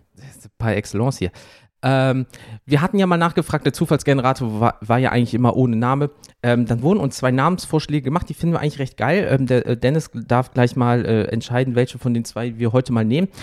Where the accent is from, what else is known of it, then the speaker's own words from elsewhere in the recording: Rhineland, Germany; ich komme aus dem Rheinland genauso wie du.